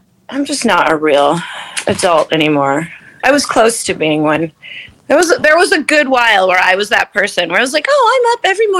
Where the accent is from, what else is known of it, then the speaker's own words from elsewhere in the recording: New Jersey, United States; moved away as an adult; also born or lived in Los Angeles; now in New York, United States; I am from the part of New York called New Jersey